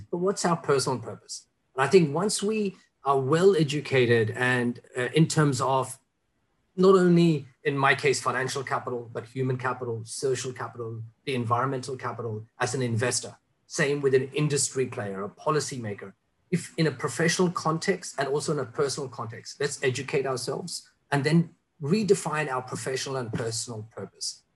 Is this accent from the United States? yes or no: no; Singapore; as a Singaporean